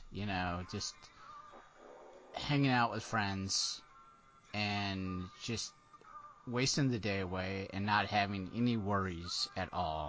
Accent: Florida, United States; I grew up in Florida

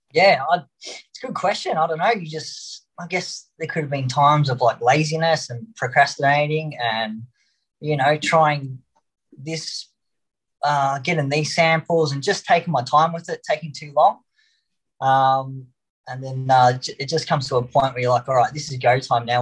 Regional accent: Melbourne, Victoria, Australia; Australia. Uh, we're from Melbourne

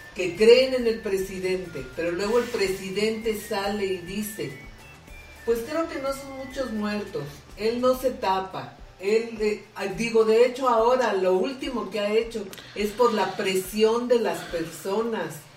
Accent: Mexico; nadie nos confronte como mexicanos

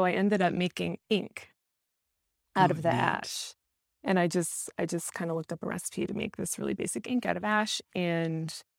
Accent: South Dakota, United States; my experience of the surroundings where I was raised in South Dakota. It's like the part of South Dakota where I grew up, it's like very flat and you have this like immense view of the night sky.

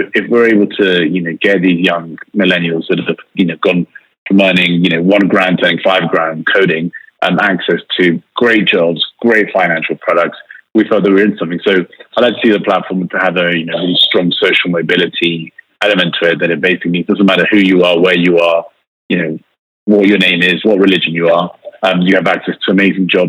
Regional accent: United Kingdom; accent: British; I was brought up in the UK.

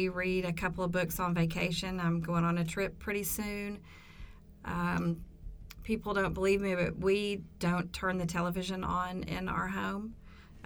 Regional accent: Cleveland, Tennessee, United States; I was born and raised in Cleveland. I went to Cleveland High School and went away for college and came back, and I've been here ever since.

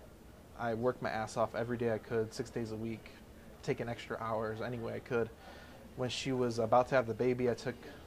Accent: Hammond, Indiana, United States; moved away as an adult; also born or lived in Chicago; So I actually grew up in a little city called Hammond, Indiana, which is right over the border. It's the first city next to Illinois on the south side. And that's where I grew up. I lived there for 22 years.

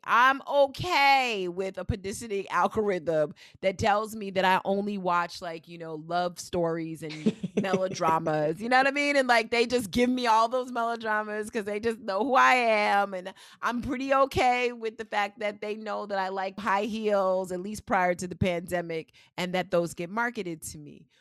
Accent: New York, United States; I'm one of those people from New York

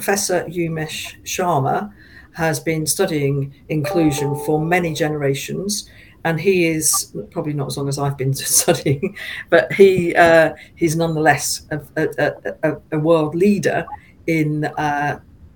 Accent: Feltham, London, United Kingdom; now in Newbury, United Kingdom; we're both from the same town. We're both from Feltham.

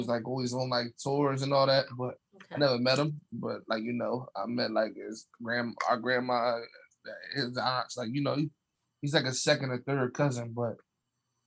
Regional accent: Camden, New Jersey, United States; I'm 28. I'm from Canton, New Jersey

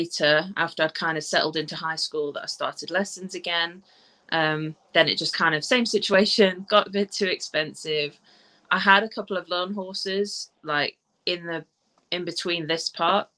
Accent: South Africa; now in England, United Kingdom; I was born in South Africa, and I moved to England in 2002.

